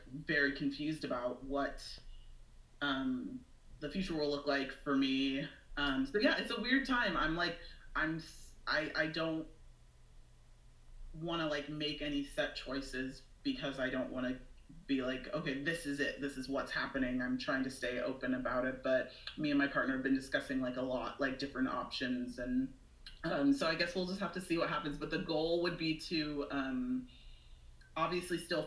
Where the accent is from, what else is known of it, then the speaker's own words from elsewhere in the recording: Washington, United States; now in Seattle, United States; I'm from a like really small town on an island close to Seattle.